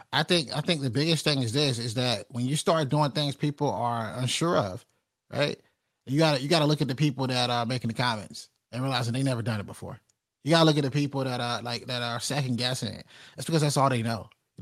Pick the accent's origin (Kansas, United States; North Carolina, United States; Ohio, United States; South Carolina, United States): North Carolina, United States; Rocky Mount; Like when I come from Rocky Mount, North Carolina